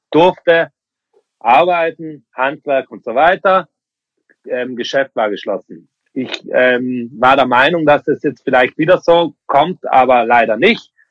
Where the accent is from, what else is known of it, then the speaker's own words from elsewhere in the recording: Bavaria, Germany; born there; Also geboren bin ich in Bayern.